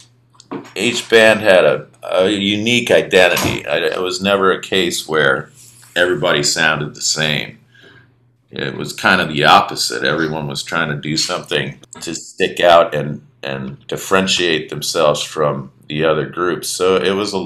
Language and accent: English; Minneapolis, Minnesota, United States; moved away as an adult; also born or lived in New Orleans; growing up in Minneapolis